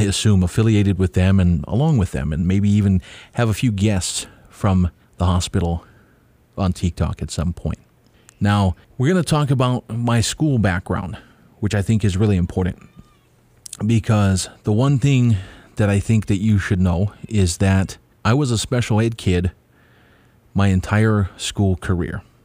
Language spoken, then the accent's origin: English; Kauai, Hawaii, United States; also born or lived in Oahu; I was born here on Kauai.